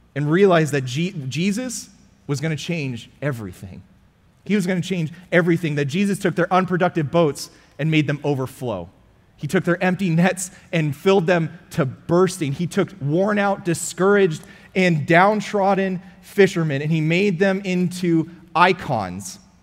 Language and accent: English; California, United States; now in Frisco, United States; I'm from California